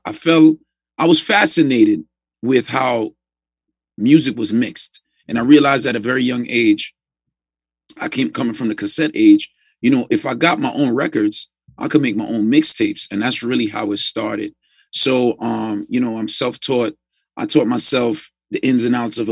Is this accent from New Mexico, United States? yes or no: no; New York City, New York, United States; growing up in Brownsville, Brooklyn